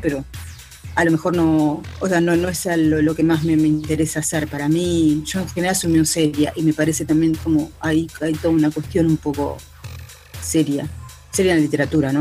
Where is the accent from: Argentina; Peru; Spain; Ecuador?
Argentina; elijo Argentina sí, por supuesto, porque es lo que es mi país natal